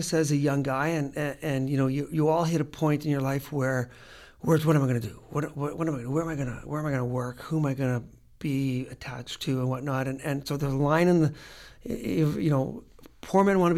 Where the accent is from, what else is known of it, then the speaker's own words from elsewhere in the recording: Regina, Saskatchewan, Canada; I was from Regina, Saskatchewan, and going to a middle class high school